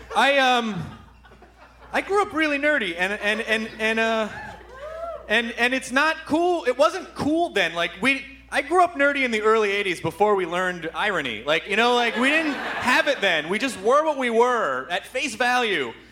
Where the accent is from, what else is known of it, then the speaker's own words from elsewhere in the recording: Memphis, Tennessee, United States; now in Los Angeles, United States; I grew up in Memphis.